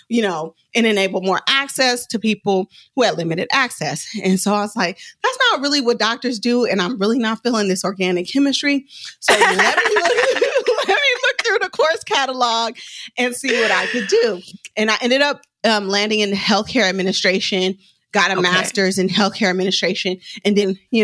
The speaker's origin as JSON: {"language": "English", "town": "Oakland", "region": "California", "country": "United States", "said": "I'm from West Oakland"}